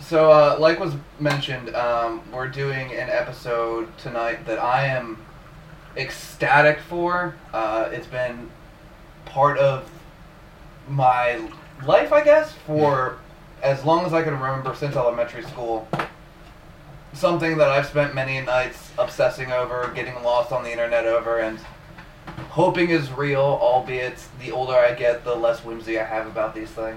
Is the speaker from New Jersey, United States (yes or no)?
yes; New Jersey, United States; I'm from New Jersey